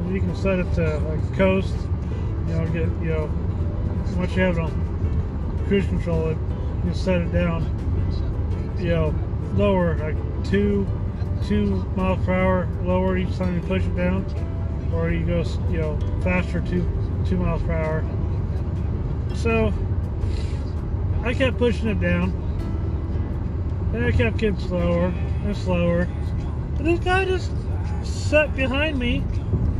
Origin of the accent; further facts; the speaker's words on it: Midwest, United States; I grew up in the Midwest